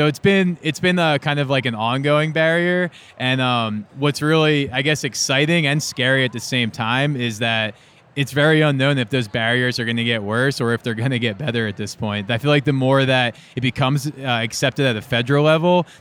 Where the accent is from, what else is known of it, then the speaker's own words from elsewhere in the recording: New Jersey, United States; I was kind of sheltered growing up in South Jersey